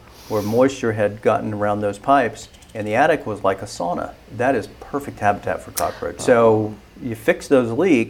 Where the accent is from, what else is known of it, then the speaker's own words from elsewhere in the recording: Florida, United States; now in Georgia, United States; I grew up in Florida